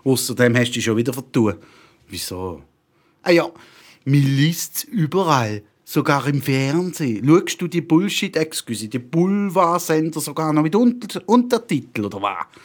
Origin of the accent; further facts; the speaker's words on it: Toffen, Bern, Switzerland; born there; Ich bin Schweizer und muss ausgeschaffen werden. Eigentlich. Hä? Wie, was jetzt? Ja, eben habe ich, hab ich doch vorne schon gesagt, ich bin in Toffen geboren.